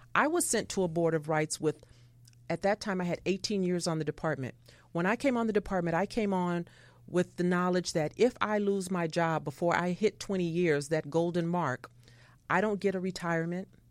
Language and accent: English; Los Angeles, California, United States; I grew up in South Central Los Angeles